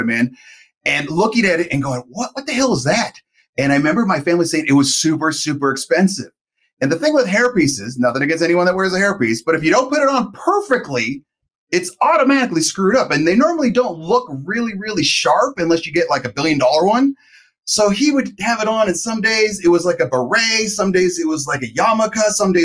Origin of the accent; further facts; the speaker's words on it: Los Angeles, California, United States; I grew up in Los Angeles